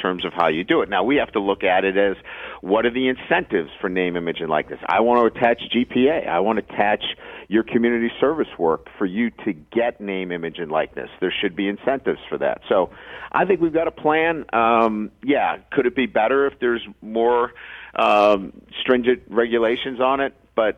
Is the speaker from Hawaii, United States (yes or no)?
no; Boston, Massachusetts, United States; also born or lived in Midwest / South Bend; now in Baton Rouge, United States; I grew up in Boston